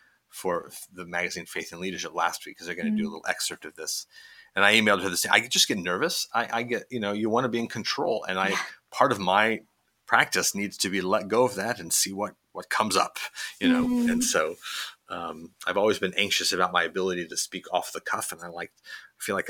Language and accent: English; Midwest, United States; moved away as an adult; also born or lived in Indiana; now in Pittsburgh, United States; I grew up in the Midwest